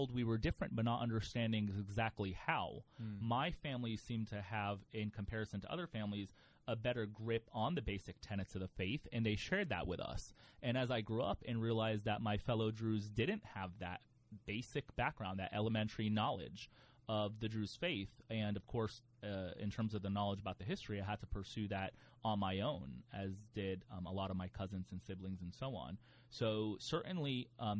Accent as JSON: {"language": "English", "town": "New Port Richey", "region": "Florida", "country": "United States", "tie": "born or raised there", "said": "I was born and raised in the Northwest suburbs of the Tampa Bay area, an area called Newport Richey"}